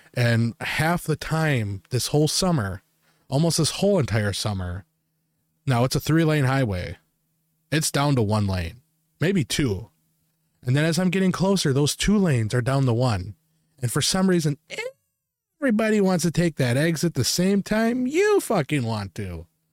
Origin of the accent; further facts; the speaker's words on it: Wisconsin, United States; we're from Wisconsin